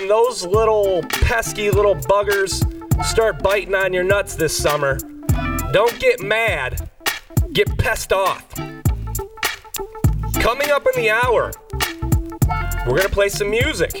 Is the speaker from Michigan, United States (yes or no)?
yes; Michigan, United States; moved away; I'm here in my home state